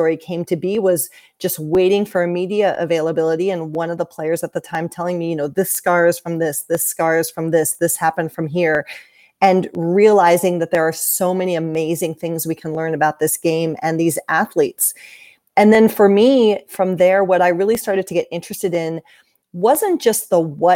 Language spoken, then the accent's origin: English; Central Ohio, United States; also born or lived in Richmond, Virginia / Washington, District of Columbia, United States; now in Columbus, United States; I grew up in Central Ohio.